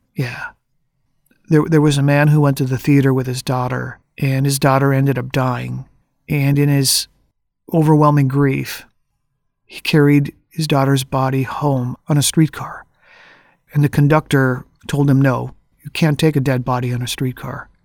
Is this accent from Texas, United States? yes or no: no; Twin Cities, Minnesota, United States; I, I'm from the Twin Cities